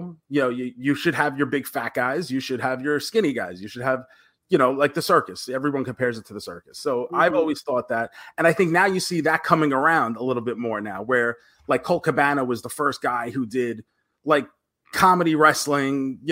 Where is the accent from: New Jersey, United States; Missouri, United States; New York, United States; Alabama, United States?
New York, United States; New York City; I grew up in New York. I grew up in Queens